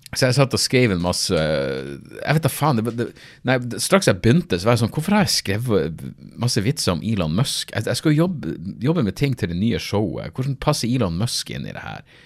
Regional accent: Narvik, Nordland, Norway; born or raised there

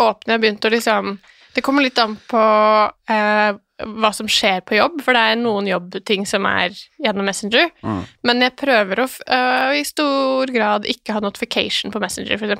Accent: Lillehammer, Innlandet, Norway; Jeg er fra Lillehammer

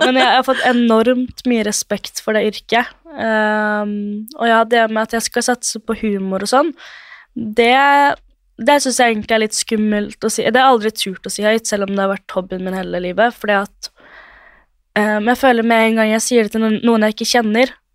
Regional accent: Drøbak, Akershus, Norway; moved away as an adult; now in Oslo, Norway; jeg er fra Drøbak og bor i Oslo

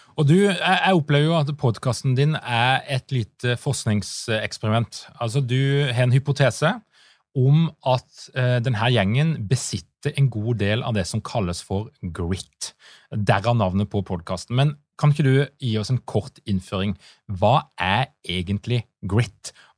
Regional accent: Vennesla, Agder, Norway; jeg er jo fra Vennesla, så jeg liker jo alt som har med bygdebakgrunn å gjøre

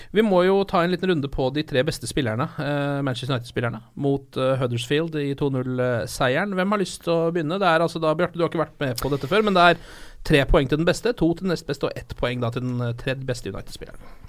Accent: Norway; som nordmann, sånn som jeg er

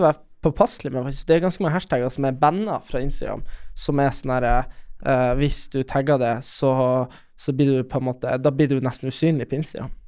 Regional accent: Storjord, Norway; huset vårt hjemme på Storjord.

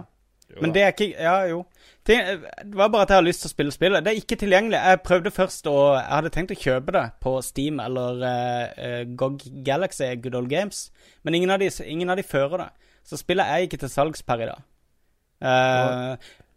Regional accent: Kristiansand, Agder, Norway; accent: Kristiansand dialect; now in Oslo, Norway; når jeg var i Kristiansand nå, når jeg var hjemme

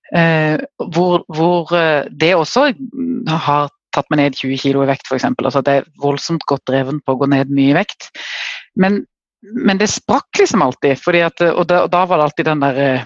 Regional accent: Kristiansand, Agder, Norway; accent: southern (Sørlandet) dialect; jeg bor helt i sør, det kan dere sikkert høre på dialekten. Jeg bor i Kristiansand

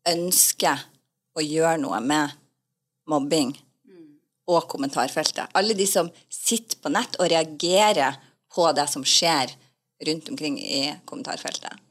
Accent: Northern Norway, Norway; Jeg kommer fra Nord-Norge.

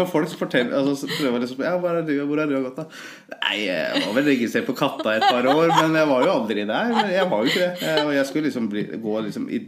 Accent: Løten, Innlandet, Norway; Men jeg har jo alltid, for meg så har Løten vært egentlig hjembyen min.

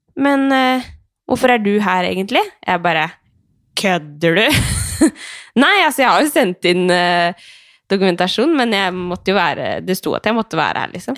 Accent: Skien, Telemark, Norway; jeg er jo fra Skien

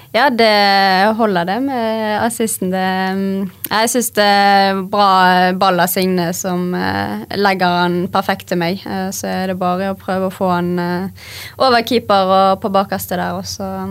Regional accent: Bergen, Vestland, Norway; Vi er jo bergensere

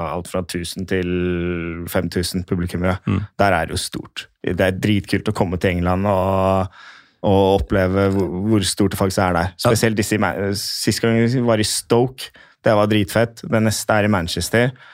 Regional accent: Norway; jeg var norsk

